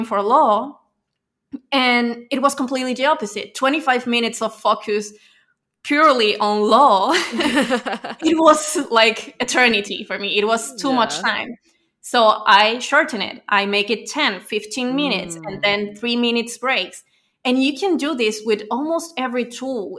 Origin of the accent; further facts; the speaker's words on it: Venezuela; now in Spain; So I'm from Venezuela. I live in Spain